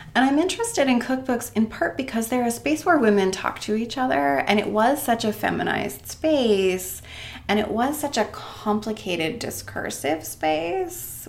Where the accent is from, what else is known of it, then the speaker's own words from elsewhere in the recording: Maine, United States; moved away as an adult; also born or lived in Oregon / Chicago / New York; now in Worcester, United States; I grew up in Maine